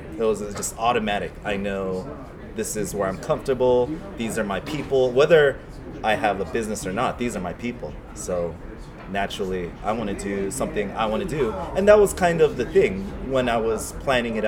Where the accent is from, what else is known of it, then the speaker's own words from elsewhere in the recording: Los Angeles, California, United States; Koreatown is my hometown